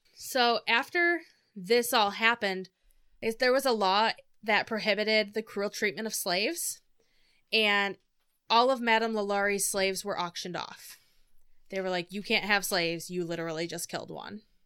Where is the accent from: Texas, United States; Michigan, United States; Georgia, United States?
Michigan, United States; We're from Michigan